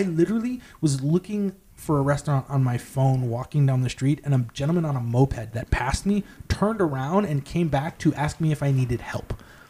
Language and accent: English; Northern New York, United States; moved away; my growing up in Northern New York.